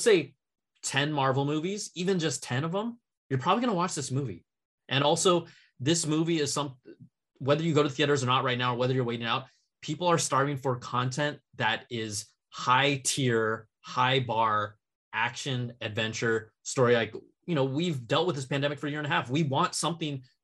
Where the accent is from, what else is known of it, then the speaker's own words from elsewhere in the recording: United States; I'm Chinese American